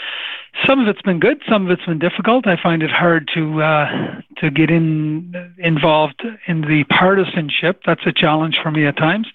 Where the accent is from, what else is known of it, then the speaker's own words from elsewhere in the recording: Cape Breton Island, Nova Scotia, Canada; moved away as an adult; also born or lived in Newfoundland / Yukon / Nunavut / Northwest Territories; now in Ottawa, Canada; I grew up in Cape Breton Island